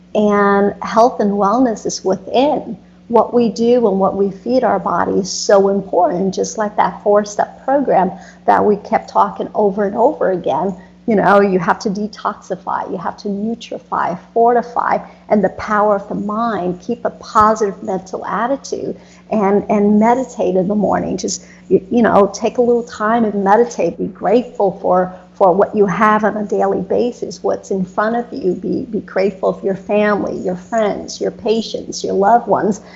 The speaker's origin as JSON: {"language": "English", "country": "United States", "tie": "born or raised there", "also_born_or_lived": "Florida", "said": "growing up in America"}